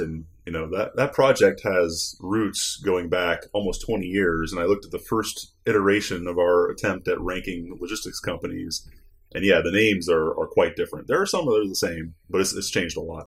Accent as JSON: {"language": "English", "region": "Northwest Ohio", "country": "United States", "tie": "born or raised there", "said": "I'm from Northwest Ohio originally"}